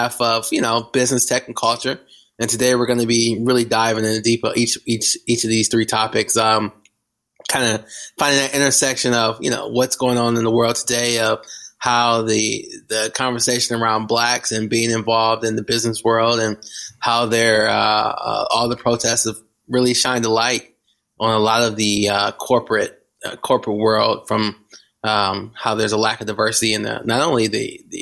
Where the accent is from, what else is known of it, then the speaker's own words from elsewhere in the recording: Flint, Michigan, United States; I grew up in Flint, Michigan, hyper black, a suburb of Detroit